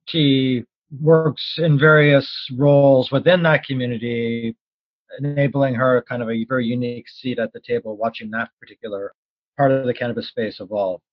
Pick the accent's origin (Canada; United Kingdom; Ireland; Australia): Canada; as a Canadian